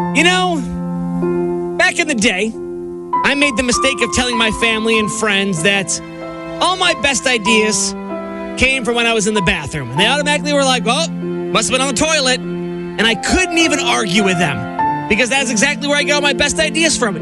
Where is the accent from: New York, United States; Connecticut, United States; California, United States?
New York, United States; Growing up in New York